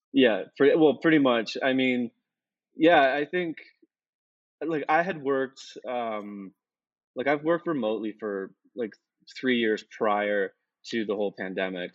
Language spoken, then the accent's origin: English; Canada; moved away as an adult; being Canadian